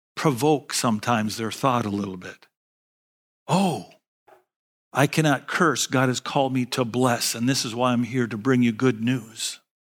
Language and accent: English; United States; I'm from America.